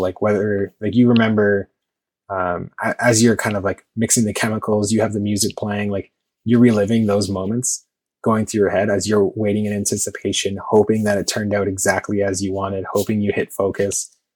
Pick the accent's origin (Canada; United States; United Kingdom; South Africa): Canada; Toronto, Ontario; I'm from Toronto